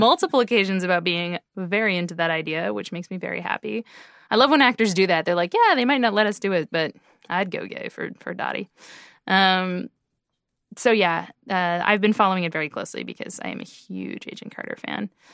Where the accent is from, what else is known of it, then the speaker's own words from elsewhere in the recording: Canada; being Canadian